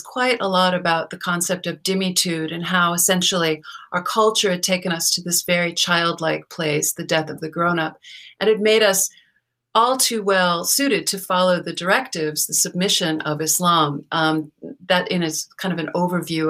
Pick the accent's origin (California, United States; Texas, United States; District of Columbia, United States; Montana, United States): California, United States; Los Angeles; moved away as an adult; also born or lived in New Haven, Connecticut / New York / Washington, D.C.; I was born in Hollywood, California, and my father was a conservative screenwriter, Hollywood writer and author. So I grew up hearing loud arguments around our dinner table